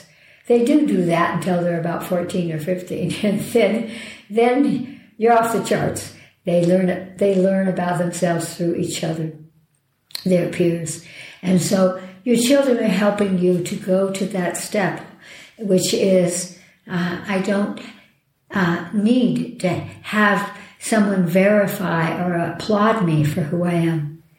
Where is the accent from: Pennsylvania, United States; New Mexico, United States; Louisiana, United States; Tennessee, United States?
New Mexico, United States; Oh, my home state.